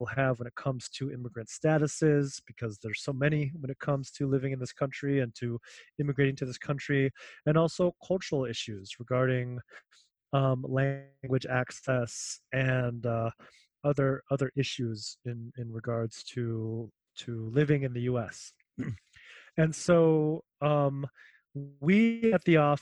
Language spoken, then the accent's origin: English; Cleveland, Ohio, United States; also born or lived in Manila, Philippines; now in Seattle, United States; I grew up in Cleveland for about 18 years